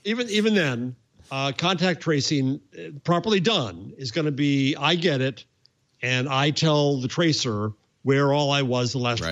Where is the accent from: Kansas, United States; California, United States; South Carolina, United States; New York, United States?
New York, United States; New York City; as a New Yorker, as a New York City person